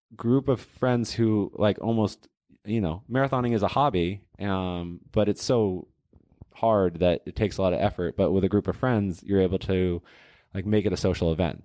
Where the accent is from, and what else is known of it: Portland, Oregon, United States; also born or lived in Boston, Massachusetts / Cambridge, Massachusetts